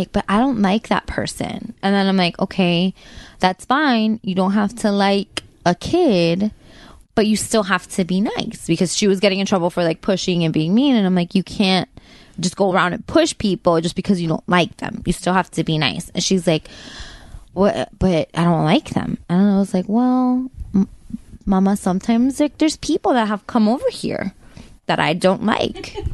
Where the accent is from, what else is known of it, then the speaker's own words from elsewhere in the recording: South Kendall, Florida, United States; I'm 32. I grew up in South Kendall, and I love long walks on the beach.